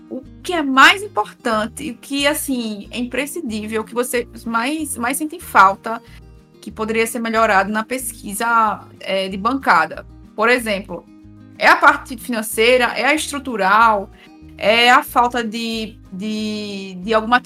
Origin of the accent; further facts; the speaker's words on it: Petrolina, Pernambuco, Brazil; Eu, eu e Laura, né, a gente é de Petrolina. E até lá tá cheio de pombo.